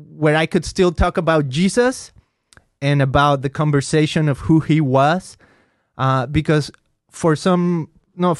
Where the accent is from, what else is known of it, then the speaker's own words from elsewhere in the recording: Mexico; first language Spanish; English is a second language; I grew up in Mexico